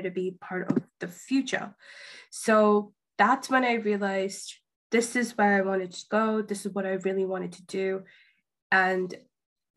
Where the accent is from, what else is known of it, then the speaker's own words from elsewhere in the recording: India; moved away; I grew up in India